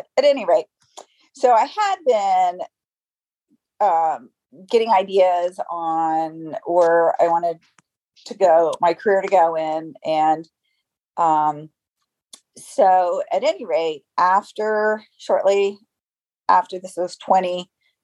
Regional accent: Tampa, Florida, United States; also born or lived in Orlando, Florida; I'm from Tampa, Florida. I was born and raised here.

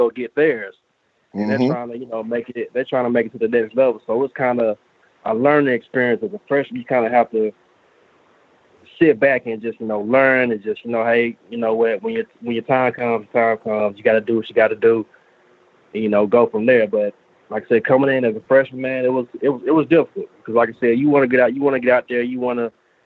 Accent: Birmingham, Alabama, United States; moved away as an adult; growing up in Alabama

